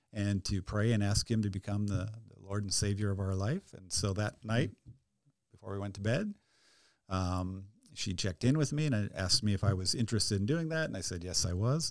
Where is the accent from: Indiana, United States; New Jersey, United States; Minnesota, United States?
Minnesota, United States; near Rochester, southern; I grew up actually on a dairy farm about twenty minutes straight west of Rochester